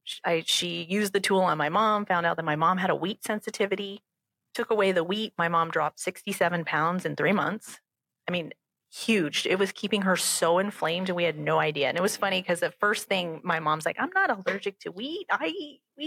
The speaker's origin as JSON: {"language": "English", "region": "Southern California", "country": "United States", "tie": "born or raised there", "moved": "as an adult", "lives_now": "St. Louis, United States", "said": "I grew up in California and Southern California."}